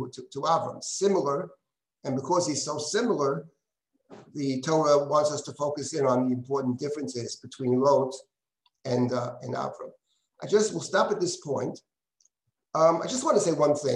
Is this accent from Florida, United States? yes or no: no; New York, United States; I was born here in the United States. My parents were born in the United States. My grandmother came in 1884. New Yorkers all the way